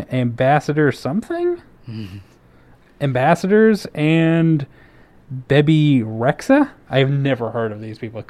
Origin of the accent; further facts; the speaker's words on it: India; I'm looking for an apartment with two other girls. I'm from India.